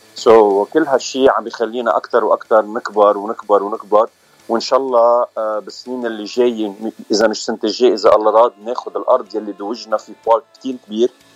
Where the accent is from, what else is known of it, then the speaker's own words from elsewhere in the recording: Bikfaya, Mount Lebanon, Lebanon; moved away as an adult; now in North Hollywood, United States; أنا من لبنان من بكفية منطقة بكفية